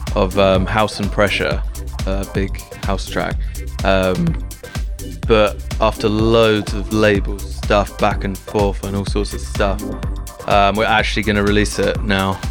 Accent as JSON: {"language": "English", "town": "Southampton", "region": "South East England", "country": "United Kingdom", "said": "I'm from Southampton, Southampton, in England, which is like an hour south of London"}